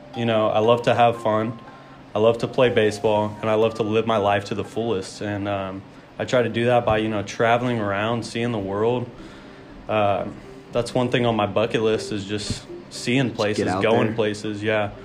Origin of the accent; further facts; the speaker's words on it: Palestine, Texas, United States; moved away as an adult; also born or lived in Fort Worth, Texas; now in New Mexico, United States; I'm originally from Fort Worth, Texas. Kind of moved out to East Texas in a small town called Palestine